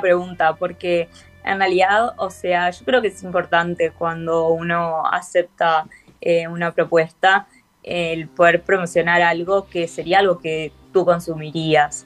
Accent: Uruguay; soy uruguaya, soy uruguaya

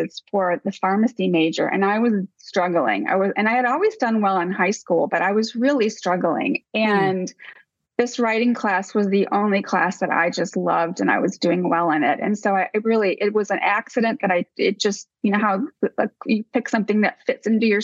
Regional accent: Rockford, Illinois, United States; moved away as an adult; also born or lived in Dubuque, Iowa; Outside Chicago, about an hour outside Chicago. Mm-hmm. And Rockford, Illinois is the city

